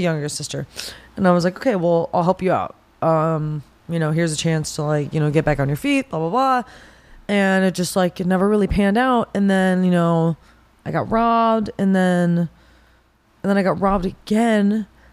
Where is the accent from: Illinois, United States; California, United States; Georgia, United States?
California, United States; Pasadena; I'm actually originally from Pasadena, California.